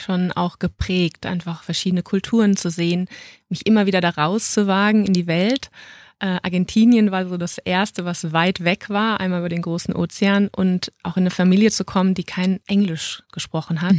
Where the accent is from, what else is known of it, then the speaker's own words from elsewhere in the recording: Düsseldorf, North Rhine-Westphalia, Germany; moved away as an adult; now in Munich, Germany; Ich bin eigentlich eine Rheinländerin und ähm, bin dann aus Düsseldorf nach München gezogen